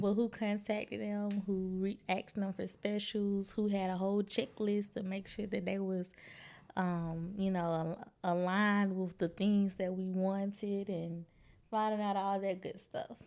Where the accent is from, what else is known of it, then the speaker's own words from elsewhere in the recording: Birmingham, Alabama, United States; moved away as an adult; also born or lived in Troy, Alabama / Little Rock, Arkansas; I moved back to Birmingham two oh five Where's Live, and that is my hometown, the Magic City.